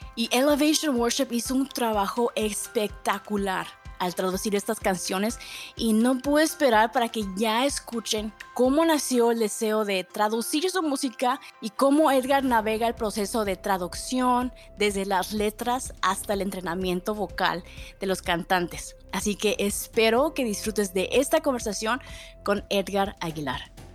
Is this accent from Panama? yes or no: no; Mexico; now in Austin, United States; como mexicana